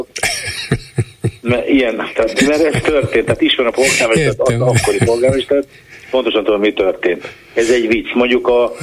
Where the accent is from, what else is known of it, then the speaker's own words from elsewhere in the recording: Budapest, Hungary; Hát ez, én itt, itt élek, Pesten nőttem föl egyébként, de én itt élek 30 éve